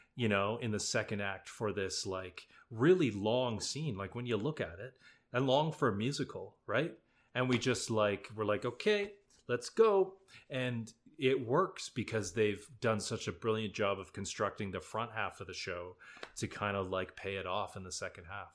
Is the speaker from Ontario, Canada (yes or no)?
no; Alberta, Canada; moved away; also born or lived in Drumheller; I grew up in Alberta